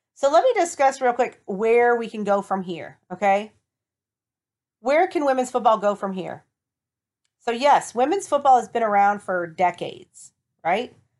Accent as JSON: {"language": "English", "town": "Toledo", "region": "Ohio", "country": "United States", "tie": "born or raised there", "said": "my hometown, the Toledo Reign"}